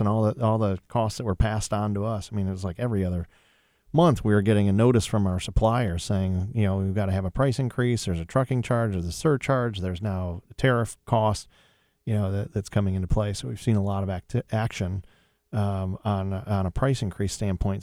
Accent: Sylvania, Ohio, United States; moved away; I really enjoyed growing up in Sylvania and being part of Toledo's culture

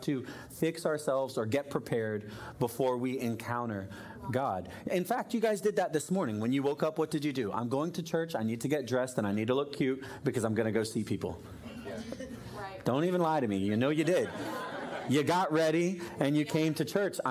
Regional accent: Florida, United States; I grew up in Florida, but we had a fireplace in our living room.

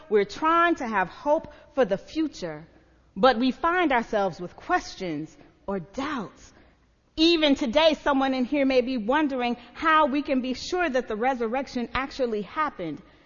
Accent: the South, United States; I'm from the South, and in the South, we sang a whole lot of Southern country hymns.

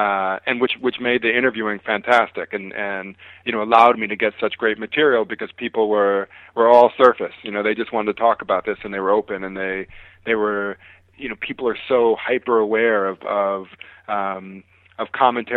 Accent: Chicago, Illinois, United States; I'm from Chicago

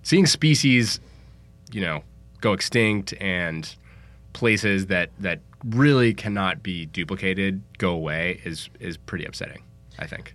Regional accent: San Francisco, California, United States; I'm from San Francisco

